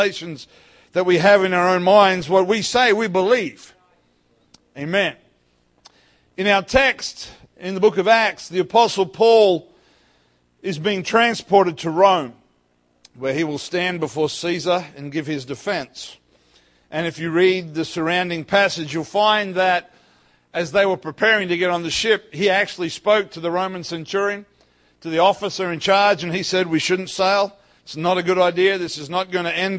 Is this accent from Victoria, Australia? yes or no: no; North Queensland, Australia; also born or lived in Ellenbrook, Western Australia; now in Perth, Australia; I grew up in North Queensland